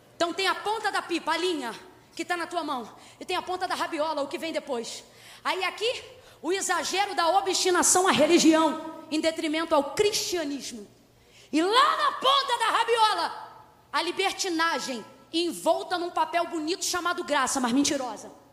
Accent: Rio de Janeiro, Brazil; eu sou carioca da gema

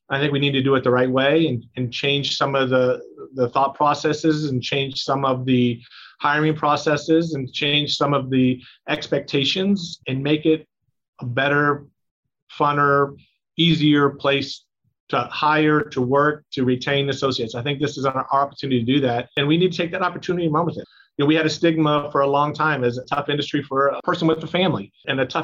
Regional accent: Cleveland, Ohio, United States; I grew up in Cleveland well. in the '80s, so I remember the Cardiac Kids and then Bernie Kosar and all that.

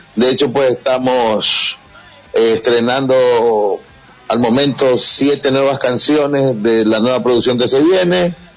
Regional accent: Guayaquil, Guayas, Ecuador; yo soy de Guayaquil, nosotros somos de mm, Guayaquil

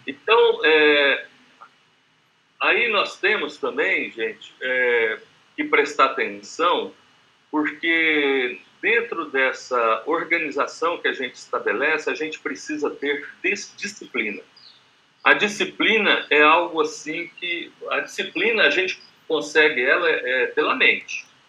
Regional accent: Campo Grande, Mato Grosso do Sul, Brazil; o prefixo aqui é 67, que eu sou de Campo Grande, Mato Grosso do Sul

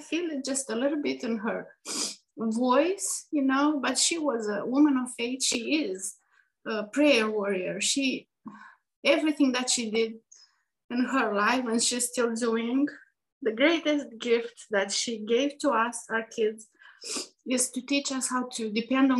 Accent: Moldova; moved away as an adult; now in Asheville, United States; we grew up in Moldova.

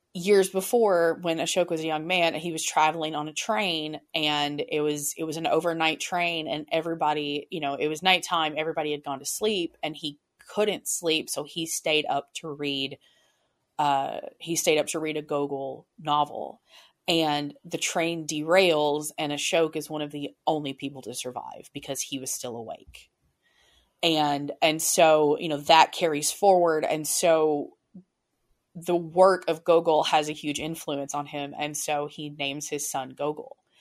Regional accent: United States; I have spent my entire life in America. My family has been American for generations.

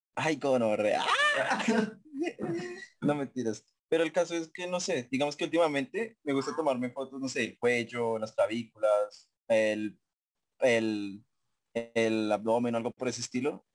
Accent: Colombia; Como todos buenos colombianos

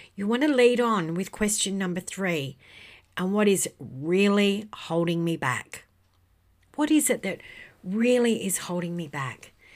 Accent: Western Australia, Australia; in my home state of Western Australia

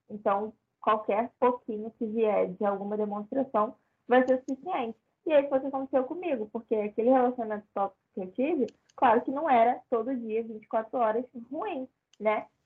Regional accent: Rio de Janeiro, Brazil; Tô, tô do Rio.

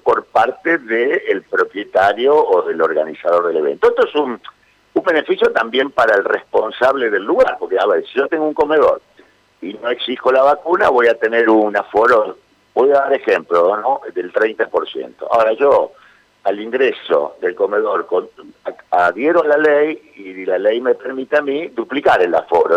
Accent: Santa Fe, Argentina; como santafesinos que somos

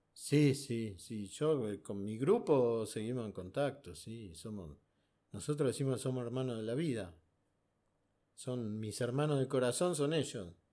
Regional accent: Buenos Aires, Argentina; Para mí existió el 78, que era chico y, ahí me fui caminando desde Chacarita hasta el obelisco con mis primos

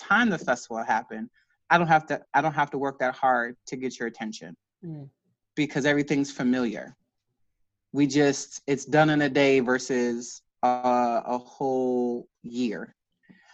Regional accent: Boston, Massachusetts, United States; being raised in Boston, born and raised in Boston

